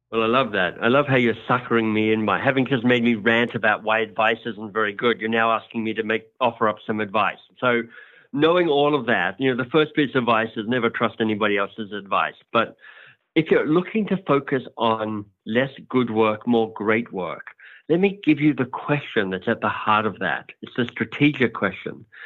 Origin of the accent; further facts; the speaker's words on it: Australia; accent: Australian; moved away as an adult; also born or lived in Oxford, England / United States; now in Toronto, Canada; I'm Australian, hence my outrageously good accent.